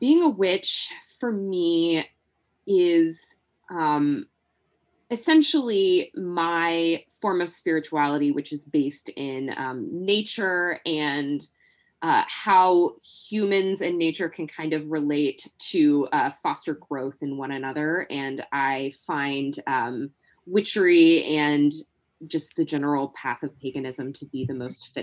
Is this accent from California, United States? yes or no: no; Nashville, Tennessee, United States; I am dialing in from Nashville, Tennessee, born and raised here